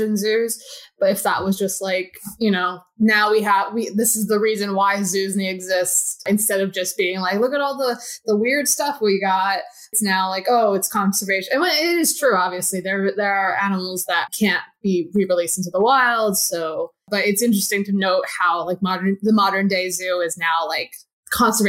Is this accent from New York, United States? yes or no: yes; Long Island, New York, United States; Long Island, baby